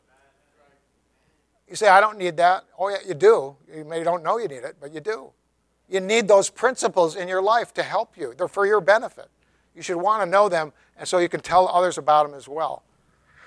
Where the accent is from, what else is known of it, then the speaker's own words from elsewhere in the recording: Tennessee, United States; I'm from Tennessee.